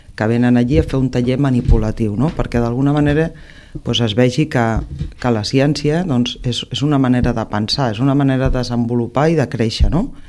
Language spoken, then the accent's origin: Catalan; Reus, Catalonia, Spain; amics i amigues no? de Reus de tota la vida, no? de, de quan ets petit, de quan anaves a l'institut